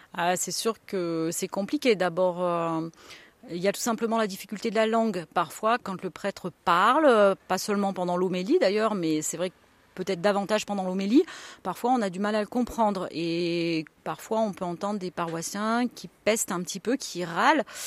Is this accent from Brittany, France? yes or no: no; Auvergne-Rhône-Alpes, France; now in Ardèche, France; Je suis auvergnate